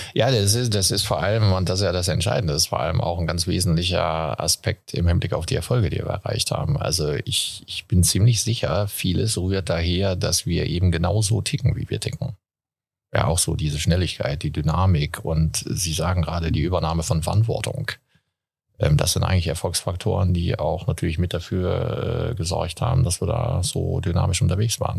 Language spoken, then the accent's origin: German; Castrop-Rauxel, North Rhine-Westphalia, Germany; moved away; da, wo ich aufgewachsen bin, auch in Kassel-Brauxel